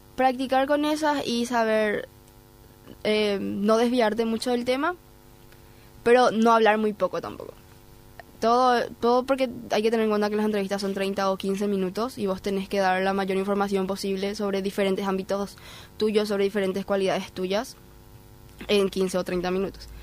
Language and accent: Spanish; Paraguay; first language Spanish; yo soy paraguaya, mi primer idioma es español.